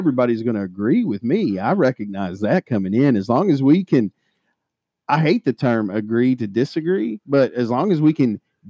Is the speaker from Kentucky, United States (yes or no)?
yes; Kentucky, United States; two fucking loons from Kentucky